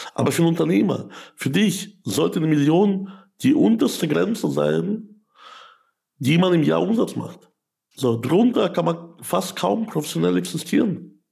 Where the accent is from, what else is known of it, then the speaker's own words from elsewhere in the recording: Ukraine; also born or lived in Germany; now in Landshut, Germany; ich komme aus der Ukraine.